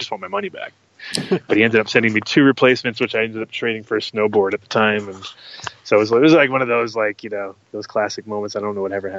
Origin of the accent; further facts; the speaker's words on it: New York, United States; also born or lived in Rhode Island; So I'm from New York originally, but then later on when I was living with my grandmother, I kind of got a lot of friends around there, and I kind of forced my mom to move there at that time.